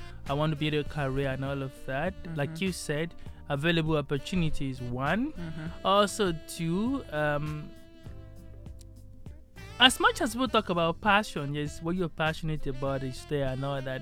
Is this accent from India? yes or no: no; Nigeria; moved away as an adult; now I'm in my home country, where it all started